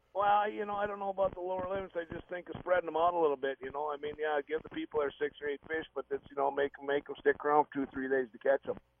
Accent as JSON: {"language": "English", "region": "Minnesota", "country": "United States", "tie": "born or raised there", "said": "I grew up in Gull Lake"}